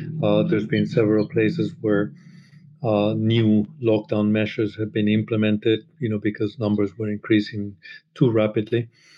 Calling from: London, United Kingdom; I'm calling in from Brixton in the south of London.

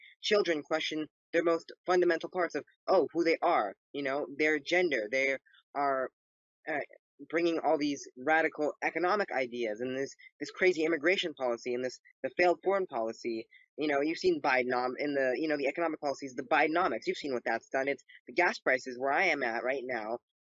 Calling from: Los Angeles County, California, United States; Yeah, I'm in Southern California, Los Angeles County.

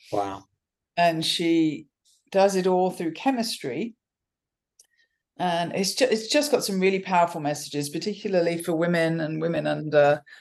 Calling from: Stanford, California, United States; I am currently in Stanford, California, is- in the midst of a busy teaching week.

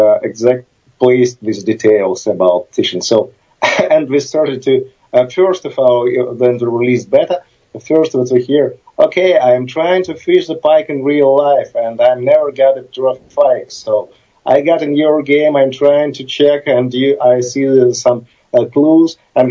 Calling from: Kyiv, Ukraine; I'm Skyping from Kyiv, Ukraine. Part of our team was in Kyiv, part in New York, so... now I'm in Kyiv, Ukraine

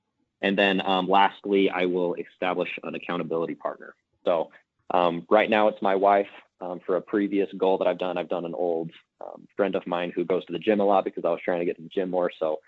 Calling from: Salt Lake City, Utah, United States; I am calling from Salt Lake City, Utah.

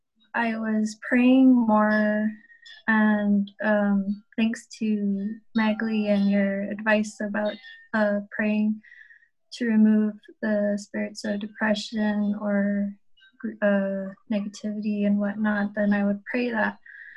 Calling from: Guam; I'm coming from Guam, out in the Pacific Ocean.

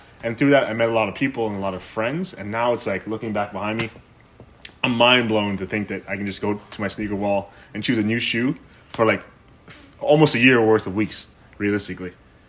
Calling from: Ottawa, Ontario, Canada; I'm checking in from Ottawa, Ontario, the most boring city in the world, apparently.

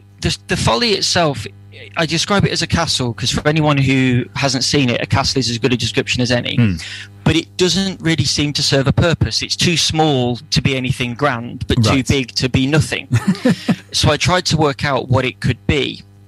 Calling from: West Midlands, United Kingdom; So I'm calling from Malcop, just outside Stoke-on-Trent.

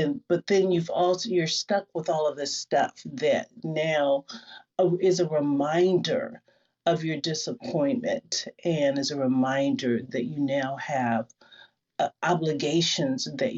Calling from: Seattle, Washington, United States; Seattle. I'm coming from Seattle

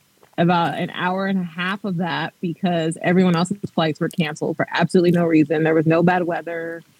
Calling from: Ohio, United States; I'm from the Ohio.

